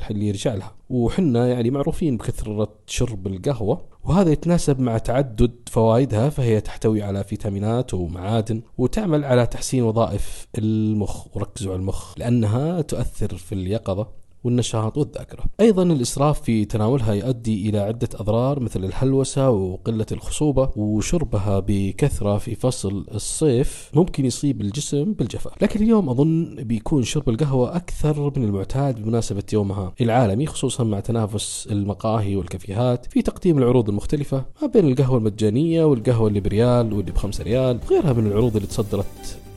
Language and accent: Arabic; Saudi Arabia